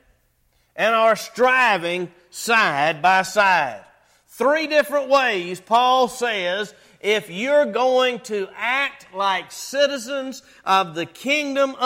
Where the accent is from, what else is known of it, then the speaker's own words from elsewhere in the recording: North Carolina, United States; accent: North Carolina English; I surely am from North Carolina